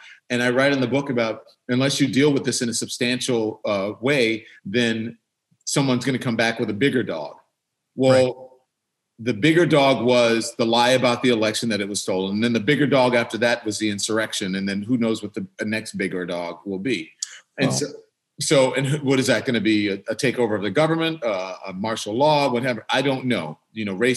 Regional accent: Baton Rouge, Louisiana, United States; I'm from the South. I grew up in Baton Rouge, Louisiana.

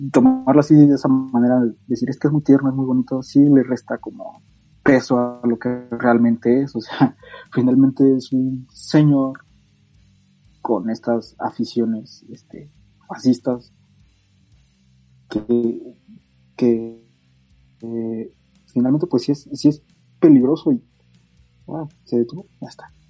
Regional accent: Catalonia, Spain; Soy falangista, soy catalán y nos han abandonado.

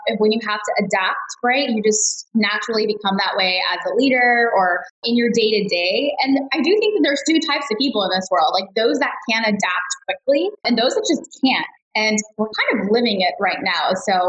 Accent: Dallas, Texas, United States; also born or lived in Chicago; Yeah, so I grew up in Dallas, Texas, actually, but I moved everywhere. So I was actually born in Chicago.

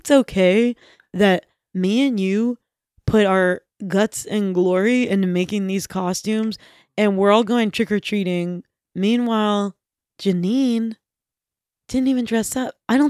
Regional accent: Johnstown, United States; Ruha came to Johnstown, my hometown.

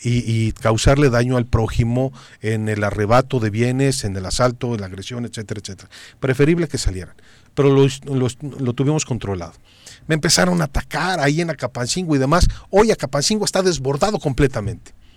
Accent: Cuernavaca, Morelos, Mexico; somos de Cuernavaca

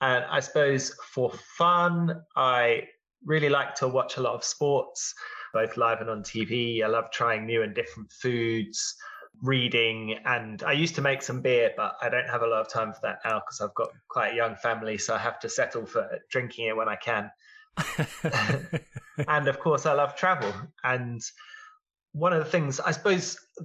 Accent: England, United Kingdom; a lot of families in England, you know, we drove over to France a lot of times in the summer.

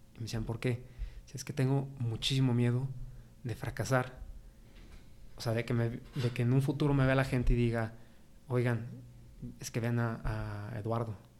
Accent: San Luis Potosí, Mexico; estoy orgulloso de ser potosino. A mí, San Luis Potosí, me encanta. Siempre he vivido aquí, nunca me he ido

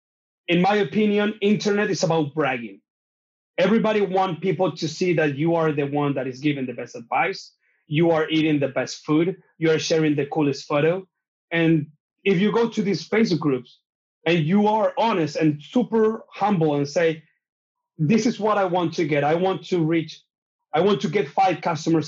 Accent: Chile; English is a second language; also born or lived in New Zealand; I'm from Chile

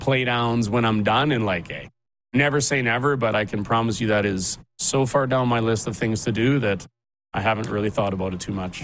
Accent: Regina, Saskatchewan, Canada; now in Chestermere, Canada; I'm from Regina and I love it. I got lots of family there

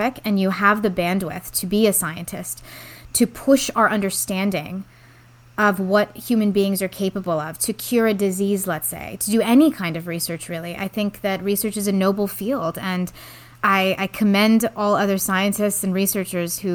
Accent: the Bay Area, California, United States; I grew up actually here in the Bay Area, so I'm a local, but to parents who were recent immigrants from Iran post-revolution

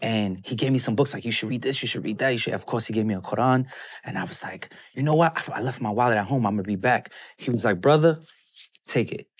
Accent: New York City, New York, United States; moved away; also born or lived in Atlanta; Brooklyn. I grew up in Brooklyn, New York

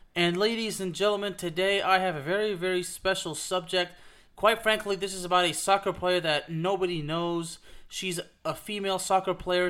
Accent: Villeurbanne, Auvergne-Rhône-Alpes, France; moved away; we actually come from the same hometown. She's from Lyon, just like I am

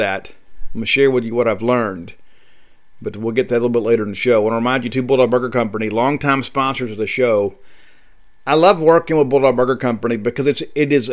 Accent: Canton, Mississippi, United States; also born or lived in Starkville, Mississippi; I'm actually recording in my hometown of Canton, Mississippi.

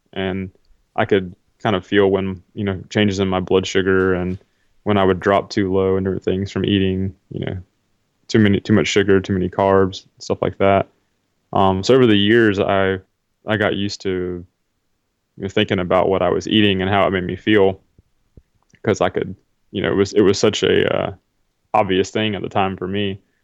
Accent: South Carolina, United States; where I grew up in South Carolina

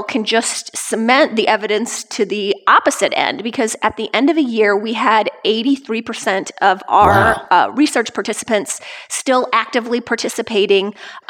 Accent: Lafayette, Indiana, United States; Of Lafayette and West Lafayette, Indiana, where everybody is doing low carb.

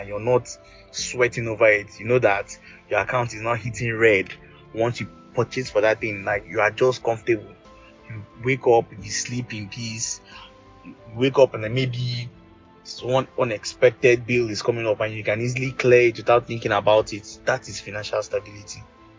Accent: Nigeria; And also to also answer a question about being financially stable as a Nigerian. So, what I'm going to start with being financially stable as a Nigerian.

